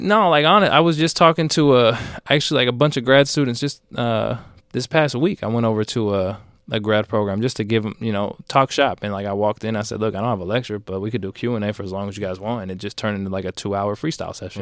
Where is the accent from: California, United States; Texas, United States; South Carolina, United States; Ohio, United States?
California, United States; Bay Area; I grew up in the Bay Area